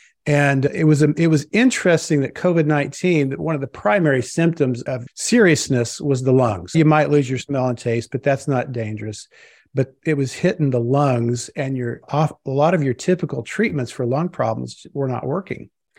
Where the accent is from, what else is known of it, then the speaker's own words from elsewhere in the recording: Springfield, Missouri, United States; I was raised in Southwest Missouri, Springfield. A lot of folks know Branson, the Branson area. And it's one of the buckles of the Bible Belt.